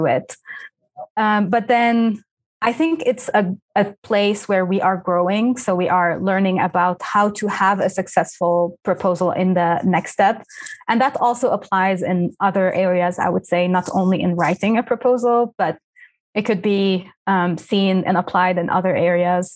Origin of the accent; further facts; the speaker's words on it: Lebanon; first language Arabic; English is a second language; moved away; I am Lebanese by origin. And so back home, I went to a French school. So my mother tongue is Arabic